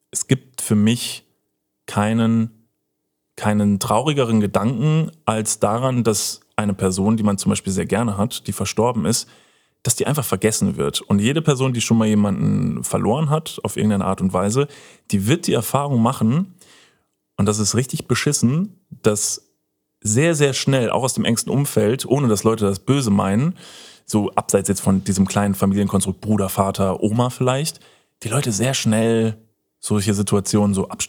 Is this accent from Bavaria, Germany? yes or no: yes; Upper Franconia, Bavaria, Germany; moved away; meiner Heimat in Oberfranken